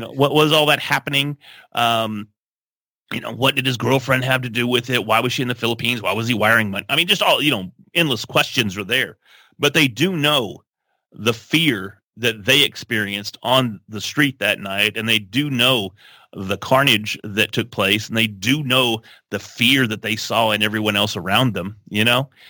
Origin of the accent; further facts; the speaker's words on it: Texas, United States; We love trucks. We're from Texas